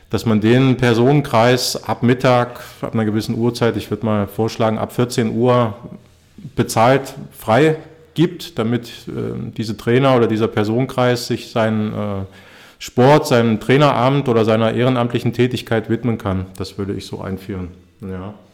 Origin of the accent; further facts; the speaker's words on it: East Germany, Germany; Ich bin in der DDR aufgewachsen. Ich bin 80er Jahre Ostkind und äh, bei uns im Osten